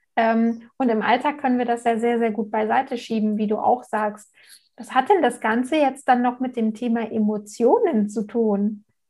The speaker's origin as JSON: {"language": "German", "country": "Germany", "said": "hier bei uns in Deutschland"}